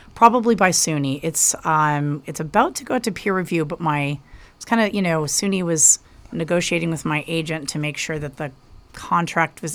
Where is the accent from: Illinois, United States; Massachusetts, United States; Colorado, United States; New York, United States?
Colorado, United States; Denver; I grew up in the Denver area